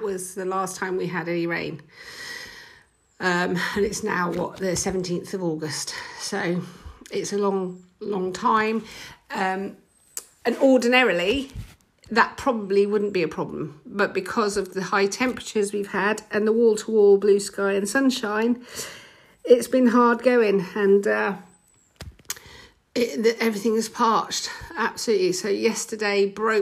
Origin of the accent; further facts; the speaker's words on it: England, United Kingdom; as an English person, a British person